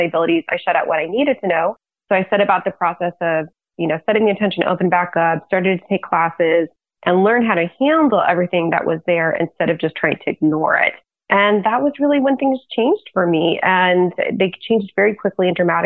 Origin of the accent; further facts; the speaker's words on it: Lafayette, United States; also born or lived in China; my hometown in Lafayette